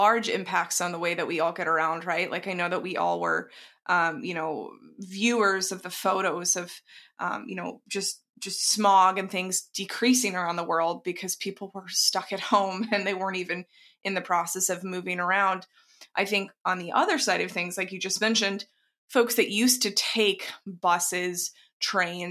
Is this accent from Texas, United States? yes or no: yes; Dallas, Texas, United States; I grew up in Texas, and that, there were quite a lot of people who had pickup trucks that didn't necessarily need them. Now, of course, there were ranchers as well, but not quite in suburban Dallas.